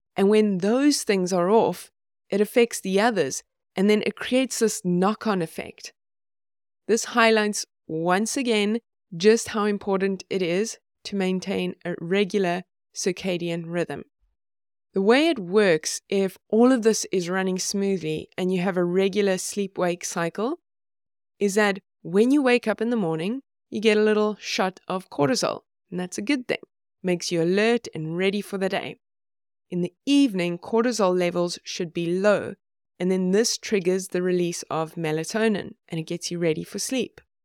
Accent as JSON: {"language": "English", "country": "South Africa", "tie": "born or raised there", "moved": "yes", "lives_now": "Sweden", "said": "I grew up in South Africa, and I live in Sweden now"}